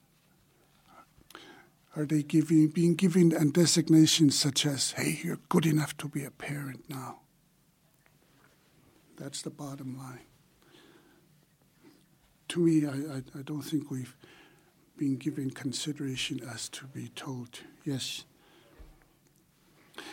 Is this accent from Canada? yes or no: yes; Siksika, Alberta, Canada; moved away as an adult; now in Calgary, Canada; I'm from Siksika, but I've been in the city almost 39 years.